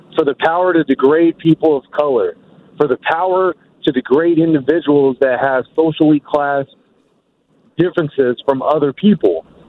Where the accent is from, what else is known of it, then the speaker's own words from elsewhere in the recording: Daly City, California, United States; I grew up in the Bay Area. I, I've listened to the Dog Show. I grew up in Daly City